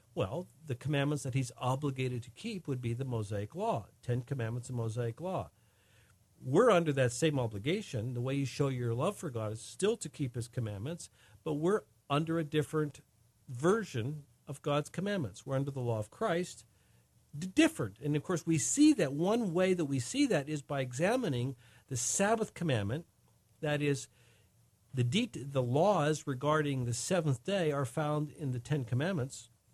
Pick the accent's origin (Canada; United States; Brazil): United States; In America, we, we are under American law